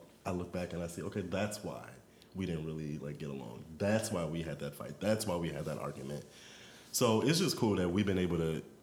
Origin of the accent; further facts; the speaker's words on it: Maryland and D.C., United States; also born or lived in Washington, D.C.; We grew up together in Maryland and also in D.C. because the family kind of moved around a little bit